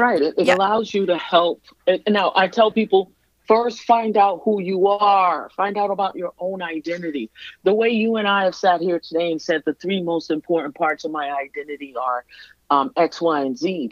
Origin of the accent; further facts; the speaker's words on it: New York City, New York, United States; moved away as an adult; now in Minnesota, United States; I was born and raised in Brooklyn, lived in Brooklyn